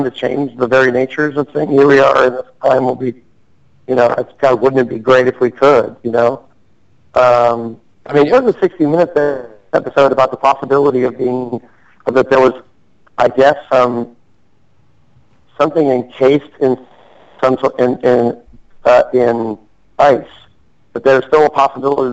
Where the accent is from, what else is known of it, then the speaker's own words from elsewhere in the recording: Chicago, Illinois, United States; moved away; originally I'm from Chicago.